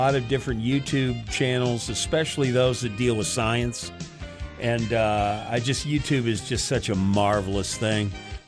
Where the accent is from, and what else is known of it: Illinois, United States; born or raised there; moved away